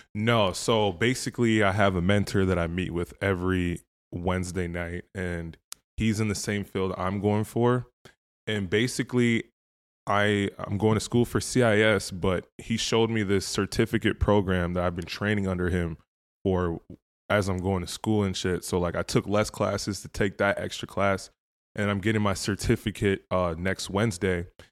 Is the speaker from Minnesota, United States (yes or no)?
yes; Woodbury, Minnesota, United States; also born or lived in Proud Lake / Andover, Minnesota / Nigeria; I grew up in Woodbury